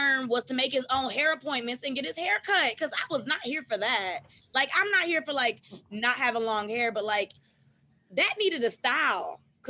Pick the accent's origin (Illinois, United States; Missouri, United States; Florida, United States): Florida, United States; I grew up in Florida